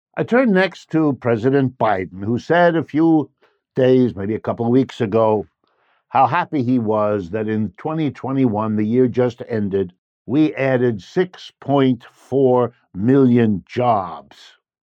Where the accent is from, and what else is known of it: United States; born or raised there